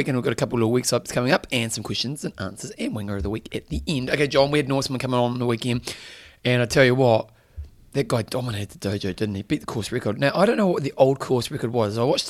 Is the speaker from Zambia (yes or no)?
no; New Zealand; and I'm a Kiwi.